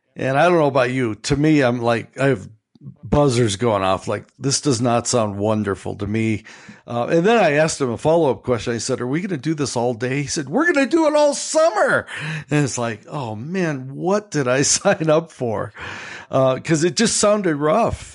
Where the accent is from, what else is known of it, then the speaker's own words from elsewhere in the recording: Chicago, Illinois, United States; accent: American; we're from Chicago